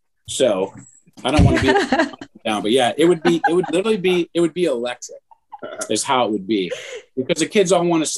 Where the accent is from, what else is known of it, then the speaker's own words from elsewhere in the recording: Mentor, Ohio, United States; also born or lived in Cleveland / Atlanta; where we grew up in Menor